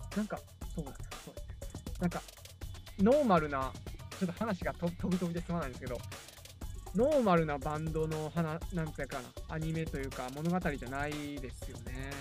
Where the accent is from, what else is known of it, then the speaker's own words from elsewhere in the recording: Nara, Japan; 奈良県出身なんですけど